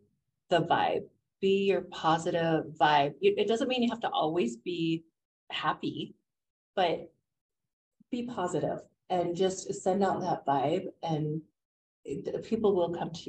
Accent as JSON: {"language": "English", "region": "Utah", "country": "United States", "tie": "born or raised there", "said": "And being born and raised in Utah, I'm shocked at how much I don't know."}